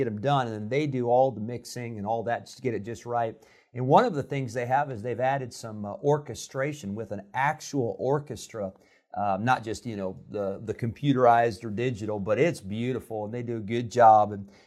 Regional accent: Rockford, Illinois, United States; moved away as an adult; also born or lived in Santa Clara, California / Geneseo, Illinois / California; When I was a year old, my family moved to Rockford, Illinois. So I grew up in Rockford

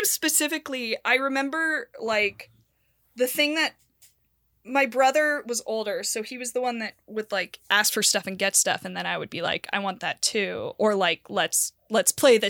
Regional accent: Santa Barbara, California, United States; Santa Barbara.

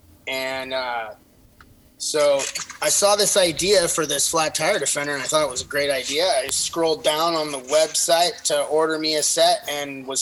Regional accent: Southern California, United States; I'm from Southern California

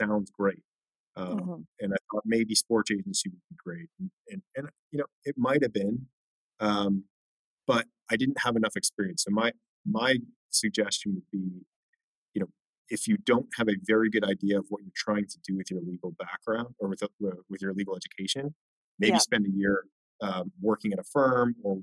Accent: Orange County, California, United States; I'm from Orange County, California.

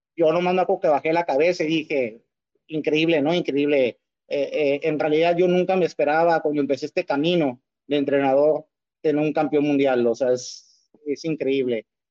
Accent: Tijuana, Baja California, Mexico; como tijuanense, como mexicano

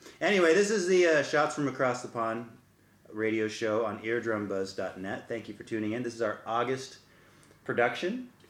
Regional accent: United States; now in London, United Kingdom; I'm American.

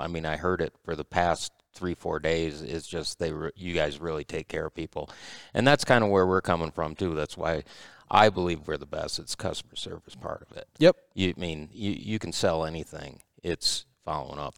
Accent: Michigan, United States; we're from Michigan

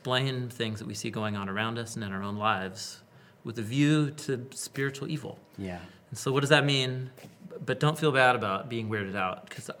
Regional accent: Portland, Oregon, United States; You know, I grew up in Western whatever culture, Portland

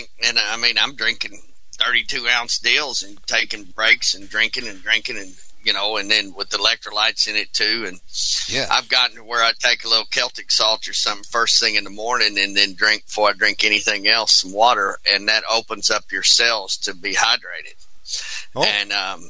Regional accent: Houston, Texas, United States; I'm from Houston, Texas

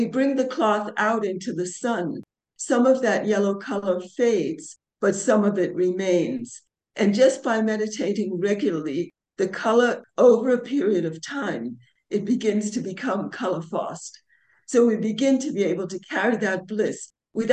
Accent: New York, United States; also born or lived in London; now in India; I'm originally from New York

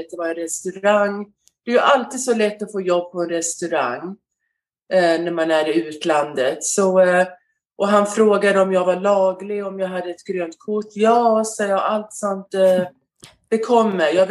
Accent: Skåne, Sweden; also born or lived in Västerås; now in United States; Eh, jag är född i Västerås och bodde där till jag var fem år. Och sen eh, när min mamma och pappa skilde sig så åkte vi ner till Skåne.

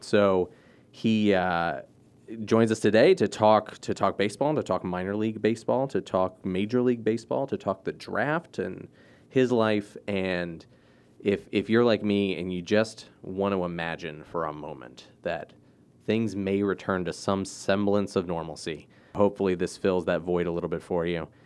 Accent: Maryland, United States; I grew up in Maryland

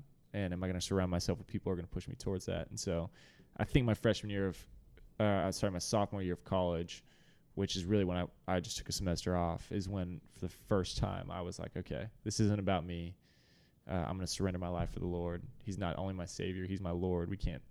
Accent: Dallas, Texas, United States; So I was raised in Dallas and got to be a part of Watermark actually since a very young age.

